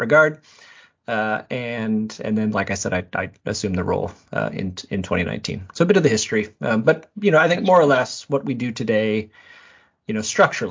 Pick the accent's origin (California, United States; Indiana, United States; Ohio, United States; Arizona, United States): Indiana, United States; South Bend; I'm born and raised in South Bend, Indiana